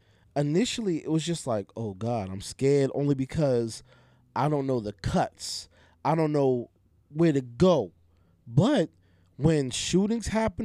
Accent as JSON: {"language": "English", "town": "Boston", "region": "Massachusetts", "country": "United States", "tie": "born or raised there", "said": "I grew up in Roxbury. I grew up right a block away from Humboldt Ave."}